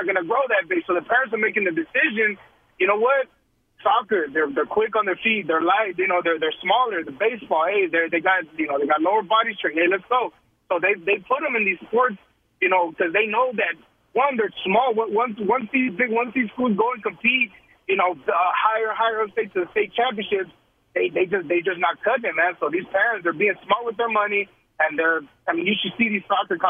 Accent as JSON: {"language": "English", "town": "Austin", "region": "Texas", "country": "United States", "said": "I mean, I'm from Austin, Texas. So I played with big boys, you know what I mean?"}